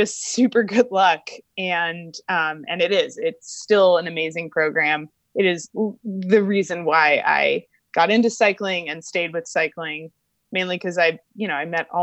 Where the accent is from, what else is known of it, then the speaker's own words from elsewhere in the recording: Albuquerque, New Mexico, United States; I grew up in Albuquerque, New Mexico